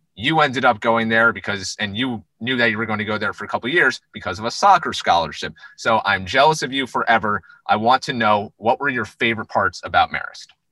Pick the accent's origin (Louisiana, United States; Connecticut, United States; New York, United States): New York, United States; where we grew up in New York.